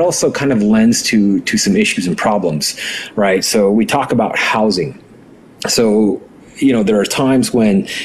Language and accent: English; Navajo Nation, United States; first language Navajo; English is a second language; So I grew up on the Navajo reservation. My grandparents raised me. And, you know, in my home, we didn't speak English, right? It was Navajo.